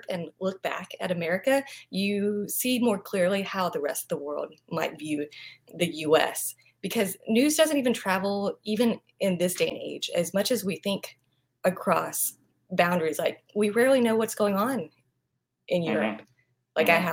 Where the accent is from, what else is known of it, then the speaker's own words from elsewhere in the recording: Vietnam; English is a second language; also born or lived in New York / London; now in Los Angeles, United States; I was born in Vietnam, and I am currently in Los Angeles